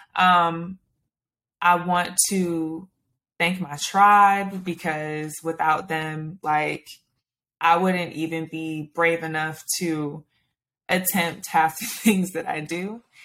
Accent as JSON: {"language": "English", "town": "Stone Mountain", "region": "Georgia", "country": "United States", "said": "I'm from Stone Mountain, Georgia"}